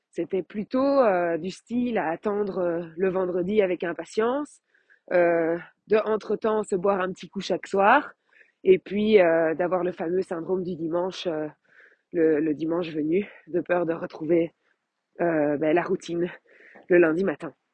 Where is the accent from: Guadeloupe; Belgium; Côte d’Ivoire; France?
Belgium; Je suis belge.